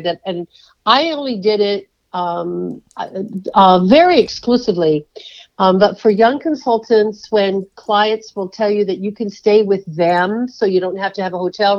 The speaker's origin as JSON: {"language": "English", "region": "California", "country": "United States", "tie": "born or raised there", "said": "I grew up in California"}